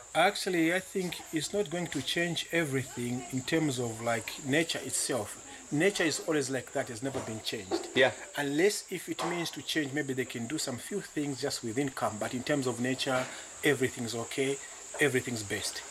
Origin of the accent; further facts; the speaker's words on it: Chiawa, Lusaka Province, Zambia; I'm coming from Chiawa, which is a village within this area